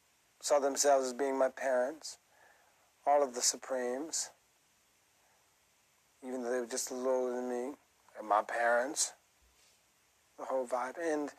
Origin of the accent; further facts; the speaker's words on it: Brixton, London, United Kingdom; But I mean, you know, I'm from Brixton.